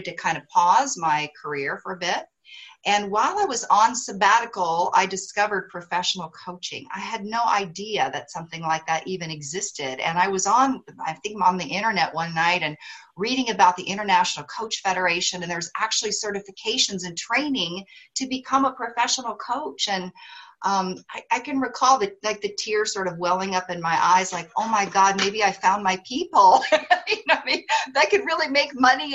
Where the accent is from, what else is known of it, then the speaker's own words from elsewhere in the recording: Missoula, Montana, United States; moved away as an adult; also born or lived in Austin, Texas; I grew up in Missoula, Montana, had barely left my region, you know, of the country